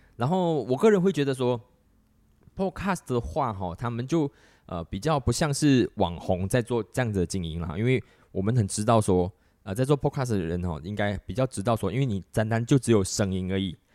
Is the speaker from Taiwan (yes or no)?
no; Malaysia; 我们马来西亚人